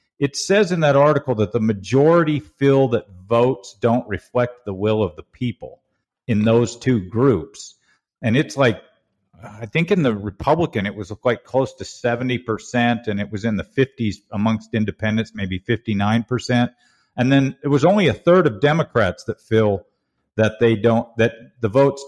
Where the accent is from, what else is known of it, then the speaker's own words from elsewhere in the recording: Oregon, United States; moved away; Oregon, my home state